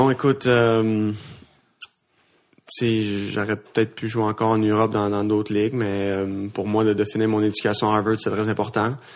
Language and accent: French; Kirkland, Quebec, Canada; first language French; Je, je, viens de Kirkland, dans, l'ouest de l'île.